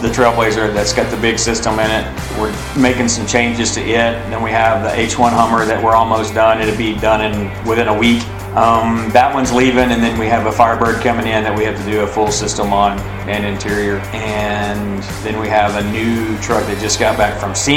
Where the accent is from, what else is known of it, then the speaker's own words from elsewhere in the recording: Granbury, Texas, United States; I'm born and raised right here in Granbury